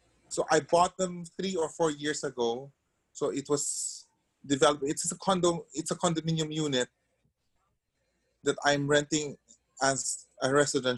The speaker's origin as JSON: {"language": "English", "country": "Philippines", "tie": "born or raised there", "said": "I was born in the Philippines"}